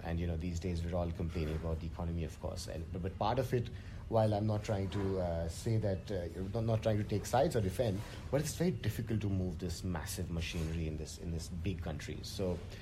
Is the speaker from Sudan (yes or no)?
no; India; as an Indian male engineer